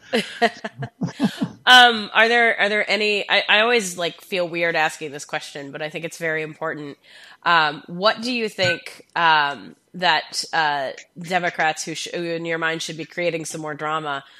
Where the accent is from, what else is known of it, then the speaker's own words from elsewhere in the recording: Louisville, Kentucky, United States; I'm from Kentucky, and it's much the same experience. I think you know you have Lexington and Louisville, Louisville where I'm from